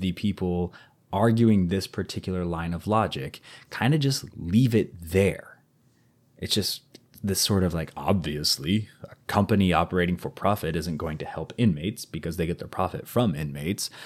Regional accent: United States; first language English; I'm very American

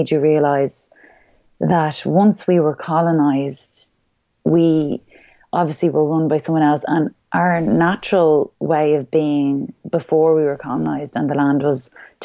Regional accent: Ireland; who we really are as Irish people

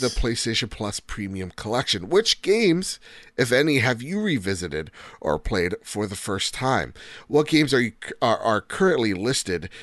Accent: United States; I'm American

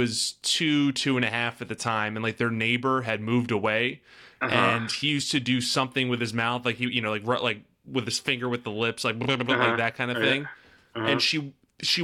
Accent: Ashburn, Virginia, United States; also born or lived in Newport News, Virginia; I grew up in Ashburn

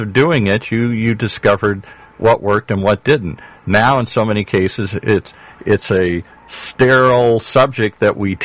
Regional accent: Michigan, United States; I grew up in Michigan

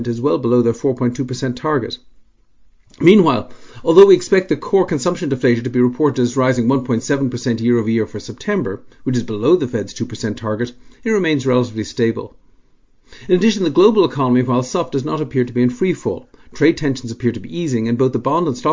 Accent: Dublin, Leinster, Ireland; As a child growing up in Dublin

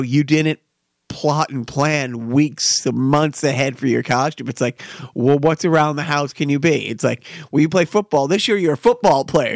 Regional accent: Wilmington, United States; we grew up in Wilmington

